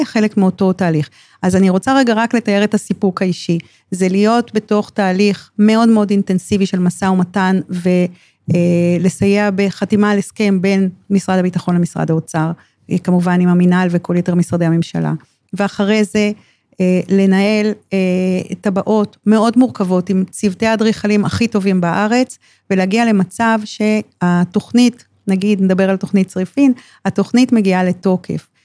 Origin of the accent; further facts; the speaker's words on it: Ramat HaSharon, Tel Aviv District, Israel; נולדתי ברמת השרון, וחייתי ברמת שרון כל חיי